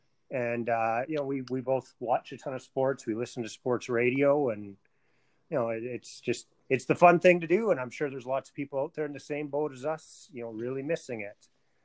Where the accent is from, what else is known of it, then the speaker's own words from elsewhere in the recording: Canada; we're two Canadian sports nuts